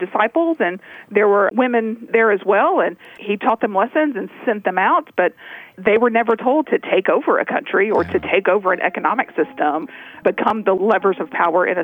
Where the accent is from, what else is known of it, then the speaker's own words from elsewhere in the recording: Tennessee, United States; I grew up in Tennessee, and so I'm familiar with a lot of rural towns throughout the South